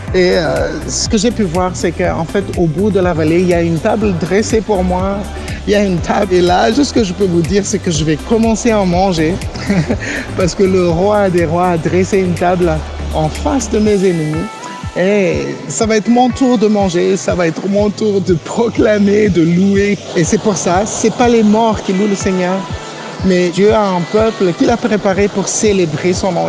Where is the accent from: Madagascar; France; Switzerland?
Madagascar; also born or lived in Réunion; mon pays Natal, Madagascar